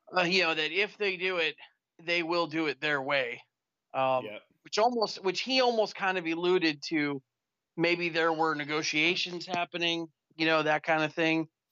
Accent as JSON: {"language": "English", "town": "Youngstown", "region": "Ohio", "country": "United States", "tie": "born or raised there", "said": "I grew up in Youngstown, about 45 minutes from Pittsburgh"}